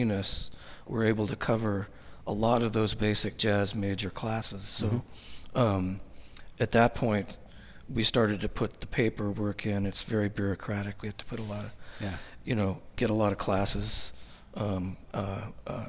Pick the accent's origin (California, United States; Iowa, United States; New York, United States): California, United States; the Bay Area; moved away as an adult; also born or lived in Texas; now in Portland, United States; I grew up in the Bay Area